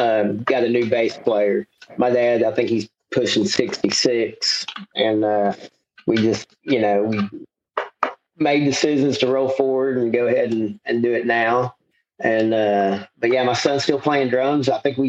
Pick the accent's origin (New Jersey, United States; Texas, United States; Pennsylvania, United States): Texas, United States; Dallas; also born or lived in Fort Worth; I'm kind of a mutt of Dallas and Fort Worth. You know, my dad is a native of Mansfield, and then my mom's a native of Irving, which are Dallas and Tarrant County. And I bounced between the two growing up